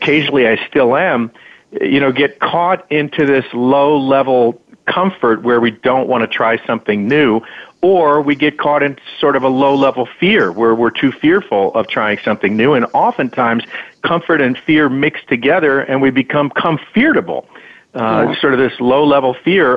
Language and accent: English; Larchmont, New York, United States; I grew up in Larchmont, New York, in Westchester County